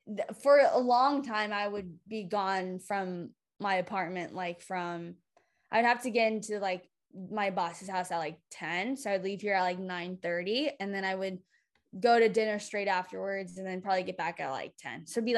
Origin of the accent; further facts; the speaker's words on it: California, United States; I was like born and raised in California